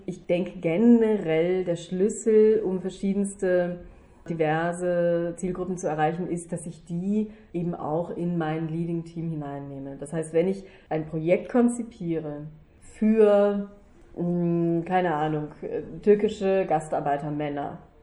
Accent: Germany; now in Vienna, Austria; als Deutsche, als äh, Mutter, als als äh, Schauspielerin

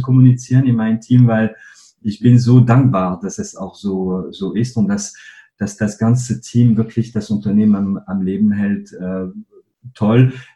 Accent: northern France, France; German is a second language; moved away as an adult; also born or lived in Paris / Cologne; now in Germany; ich bin gebürtiger Franzose. Ähm, aufgewachsen bin ich in einem kleinen Dorf in Nordfrankreich.

